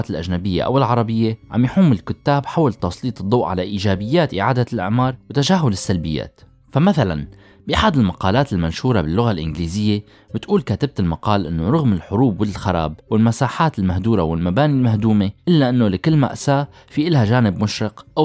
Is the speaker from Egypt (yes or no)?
no; Syria; وهون بينطرح السؤال هل مصيرنا كسوريين رح يكون محكوم مستقبلا بهي المشاريع؟